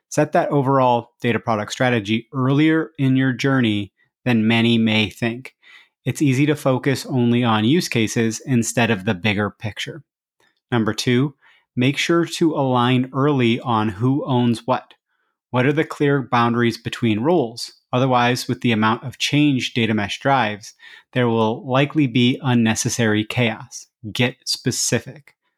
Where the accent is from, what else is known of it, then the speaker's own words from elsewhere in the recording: Iowa, United States; Iowa, which is my home state.